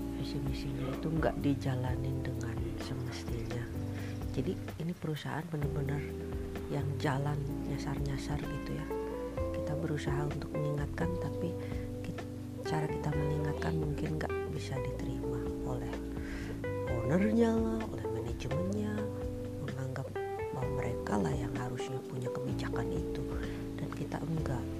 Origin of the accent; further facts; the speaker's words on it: Bekasi, West Java, Indonesia; now in Bandung, Indonesia; Saya dari Bekasi, tapi ya, udah lama tinggal di Bandung